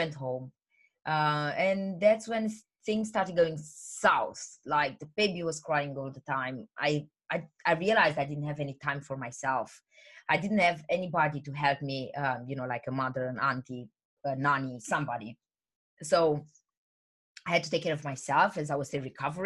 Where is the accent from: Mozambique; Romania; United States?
Romania; English is a second language; moved away as an adult; also born or lived in England; now in United Kingdom; I'm originally from Romania, but I moved to the UK, England, about 10 years ago. I'm 28 now.